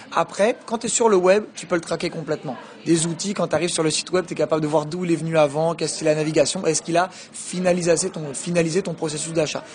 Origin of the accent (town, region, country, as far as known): France; born or raised there; moved away as an adult; also born or lived in Quebec City, Canada